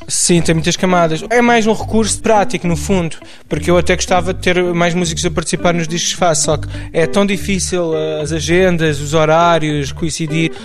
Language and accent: Portuguese; Amadora, Lisbon, Portugal; also born or lived in Benfica, Lisbon; Eu cresci em Benfica e na Amadora